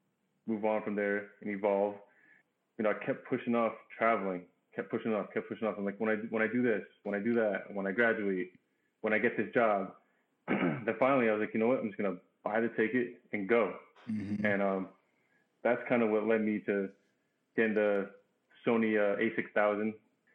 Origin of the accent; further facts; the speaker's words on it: New Jersey, United States; moved away as an adult; Grew up working class family. Born and raised in New Jersey. And, you know, a way for me to get out from where I was living in the burbs of New Jersey was to join the military.